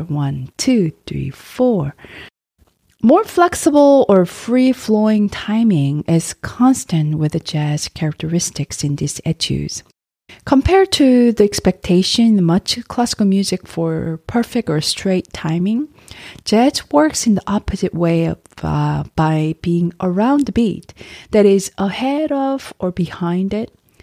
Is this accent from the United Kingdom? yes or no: no; South Korea; moved away; also born or lived in United States; my home country, Korea